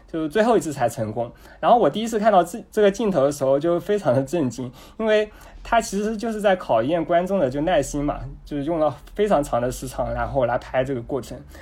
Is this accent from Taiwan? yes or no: no; Jinhua, Zhejiang, China; 我是 嗯，浙江金华人